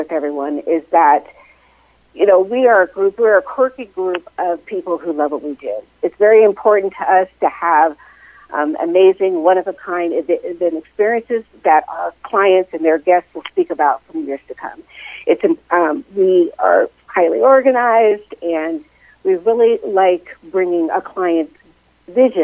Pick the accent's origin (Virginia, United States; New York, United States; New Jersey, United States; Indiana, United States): Virginia, United States; Northern; I am originally from the Northern Virginia area, born and raised in that area